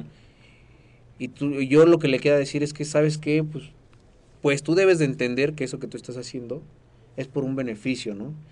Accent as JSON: {"language": "Spanish", "country": "Mexico", "said": "yo soy mexicano"}